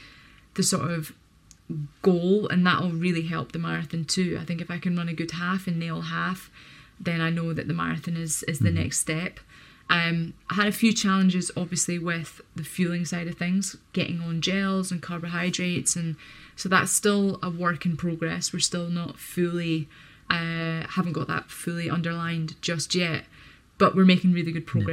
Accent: United Kingdom; being a British athlete

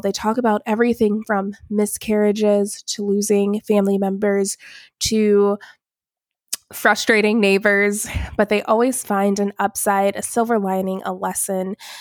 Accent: Alpharetta, Georgia, United States; also born or lived in Atlanta / Dallas; I am from Atlanta, grew up in Alpharetta

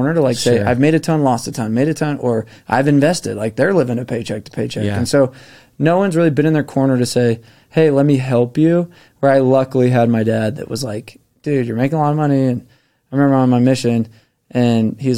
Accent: Park City, Utah, United States; I grew up in Park City

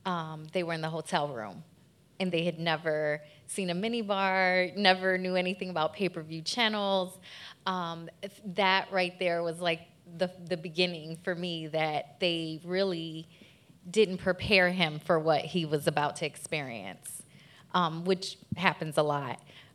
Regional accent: Puerto Rico; moved away; I'm also from Puerto Rico.

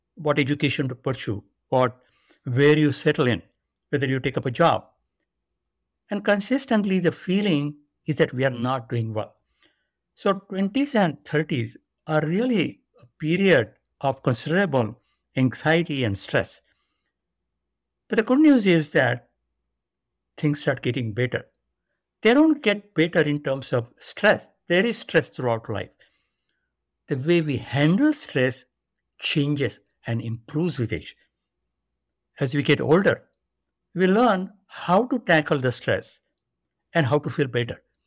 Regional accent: India; moved away as an adult; now in United States; I was born and grew up in India.

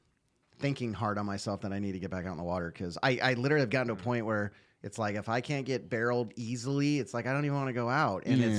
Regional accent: California, United States; And then I come out here thinking, well, I'm from California

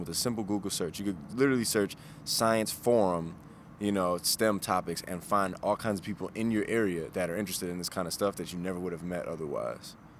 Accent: Chicago, Illinois, United States; I'm from the south side of Chicago.

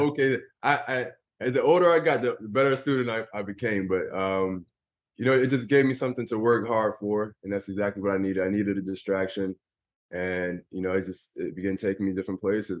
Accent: Philadelphia, Pennsylvania, United States; I grew up in Philadelphia

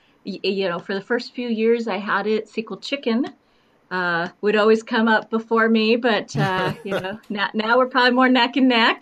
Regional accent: Midwest, United States; now in North Carolina, United States; I grew up in the Midwest

